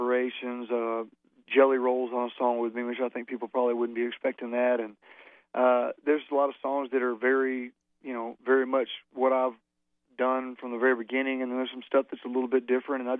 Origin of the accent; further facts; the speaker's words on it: Alabama, United States; growing up in Alabama and the Southeastern Conference